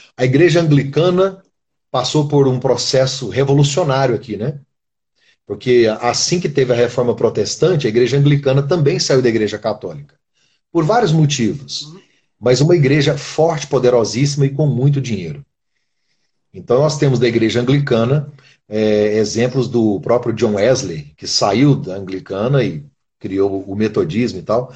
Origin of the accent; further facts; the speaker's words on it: Brazil; moved away; Eu sou brasileiro, vivo aqui.